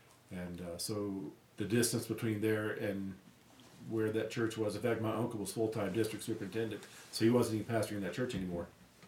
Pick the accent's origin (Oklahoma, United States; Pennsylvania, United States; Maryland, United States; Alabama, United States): Maryland, United States; D.C. area; also born or lived in Roanoke, Virginia; now in Durango, United States; I was born and raised in Roanoke, Virginia. But as a, my dad was a contractor, and during that time, economy was bad. I had an uncle that was a pastor in Maryland, and was just wooing my mom and dad to move to the Maryland area, D.C. area, because the work was plentiful.